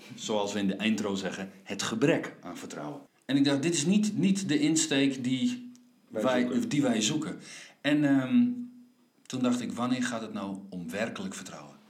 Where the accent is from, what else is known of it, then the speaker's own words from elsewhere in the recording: Friesland, Netherlands; ik ben Fries in hart